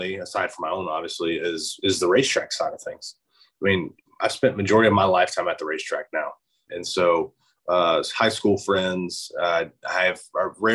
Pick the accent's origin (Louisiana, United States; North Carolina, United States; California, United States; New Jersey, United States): North Carolina, United States; Charlotte; also born or lived in Alabama; I was born in Alabama, but I moved to Charlotte, where I reside now, when I was 2 years old.